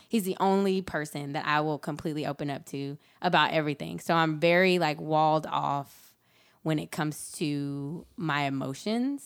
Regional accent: rural South Georgia, United States; I grew up in rural South Georgia on a dirt road

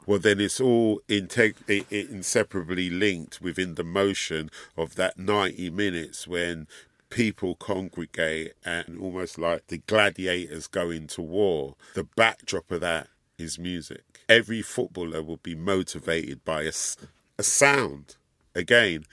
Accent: London, United Kingdom; And we grew up in London, and here in the U K

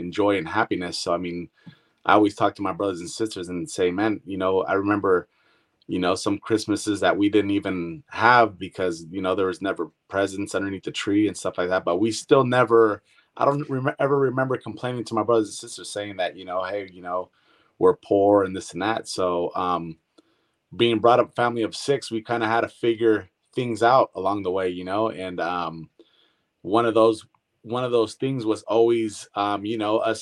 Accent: Brentwood, California, United States; also born or lived in Antioch, California / San Joaquin Valley, California; I pretty much grew up with everybody out here in Brentwood

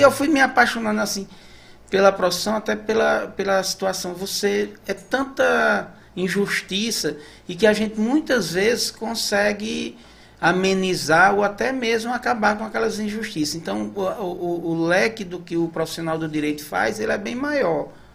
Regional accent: Patos, Paraíba, Brazil; moved away as an adult; also born or lived in São Paulo / Maranhão; now in Santa Inês, Brazil; eu sou de Patos, nasci em Patos, na Paraíba, mas novinho, a gente foi, eu fui para São Paulo

